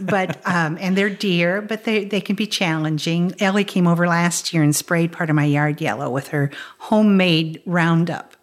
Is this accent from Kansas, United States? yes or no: yes; Topeka, Kansas, United States; moved away; grew up in Topeka, Kansas